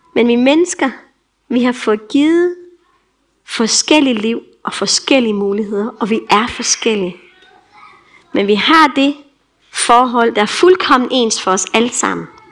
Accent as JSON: {"language": "Danish", "country": "Denmark", "also_born_or_lived": "Tanzania"}